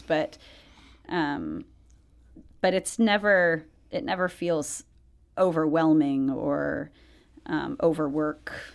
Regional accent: outside of Atlanta, Georgia, United States; I grew up outside of Atlanta

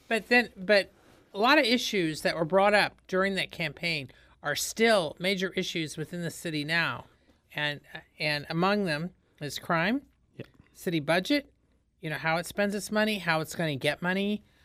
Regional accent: Indiana, United States; moved away as an adult; now in St. Louis, United States; I'm from Indiana

